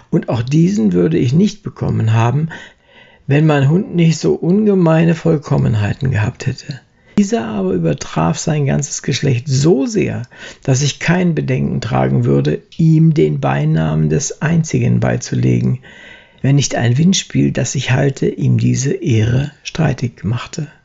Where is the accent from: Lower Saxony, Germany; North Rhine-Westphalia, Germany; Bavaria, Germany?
Lower Saxony, Germany; Braunschweig; Er lebte lange Zeit in Wolfenbüttel, Braunschweig, wo ich herkomme. Und obendrein habe ich auch noch direkt neben der Anton-Ulrich-Straße gewohnt